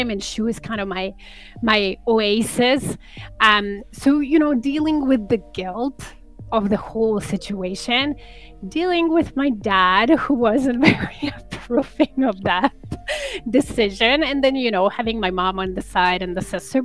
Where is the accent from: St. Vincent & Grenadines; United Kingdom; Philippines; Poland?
Poland; now in Canada; so I'm an immigrant to Canada, and I come from Poland.